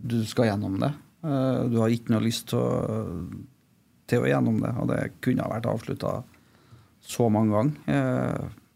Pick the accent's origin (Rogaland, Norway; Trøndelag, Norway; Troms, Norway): Trøndelag, Norway; Trondheim; also born or lived in Malvik; jeg er fra Trondheim